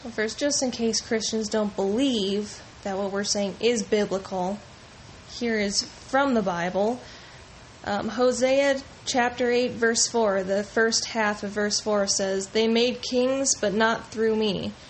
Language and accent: English; United States; as an American with the freedom to pick who I want elected